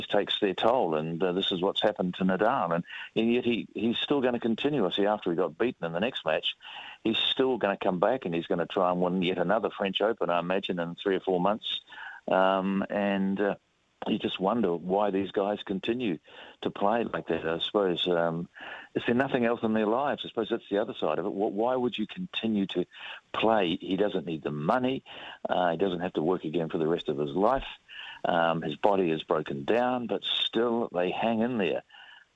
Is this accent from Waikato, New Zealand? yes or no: no; Hutt Valley, Wellington, New Zealand; I grew up in the Hutt Valley